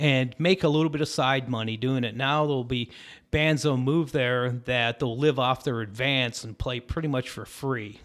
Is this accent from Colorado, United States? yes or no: yes; Lamar, Colorado, United States; moved away as an adult; also born or lived in Syracuse, New York / Austin, Texas; we get dropped in the middle of nowhere, Southeast Colorado. And, uh, it's a little town, it was called Lamar. Great place to have grown up